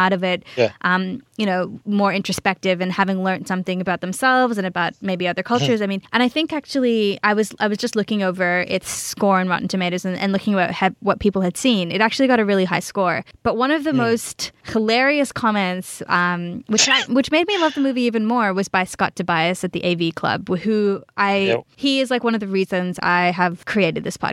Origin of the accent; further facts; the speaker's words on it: Australia; I grew up in Australia. I'm Australian born and bred